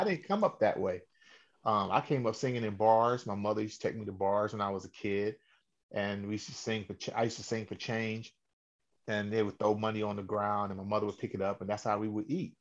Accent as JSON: {"language": "English", "town": "Cleveland", "region": "Ohio", "country": "United States", "tie": "born or raised there", "said": "born and raised in Cleveland, Ohio"}